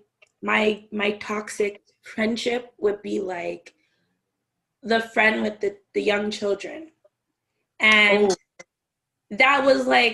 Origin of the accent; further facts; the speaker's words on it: Canada; also born or lived in Jamaica (ancestry); I'm Jamaican, well, my family's Jamaican, I'm Canadian